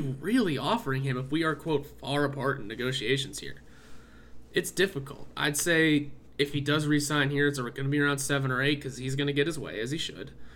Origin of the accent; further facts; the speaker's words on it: Pittsburgh, Pennsylvania, United States; we're from Pittsburgh